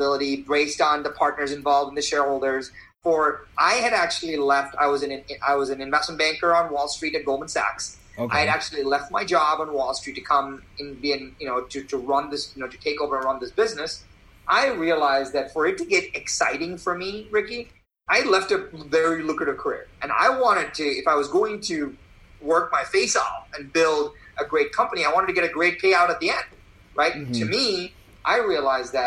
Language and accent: English; India; now in United States; I was born in India